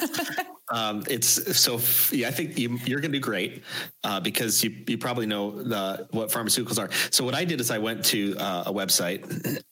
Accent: near Chicago, Illinois, United States; I've never made made it outside of my my hometown

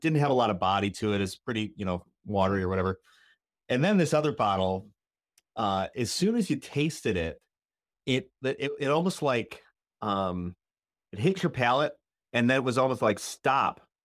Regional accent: Rockford, Illinois, United States; I'm from Rockford

